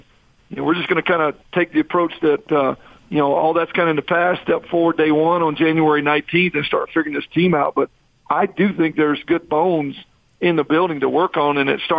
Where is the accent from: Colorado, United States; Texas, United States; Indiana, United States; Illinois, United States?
Texas, United States; moved away as an adult; now in Utah, United States; I'm from Texas, but I've coached in 7-8 different states now